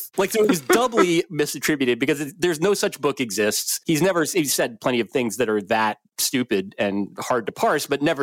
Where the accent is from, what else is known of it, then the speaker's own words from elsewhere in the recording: New Jersey, United States; I grew up in New Jersey